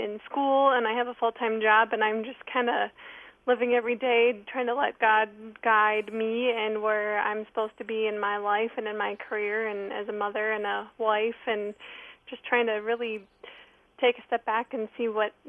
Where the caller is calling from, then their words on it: Minnesota, United States; I'm calling in from Minnesota today.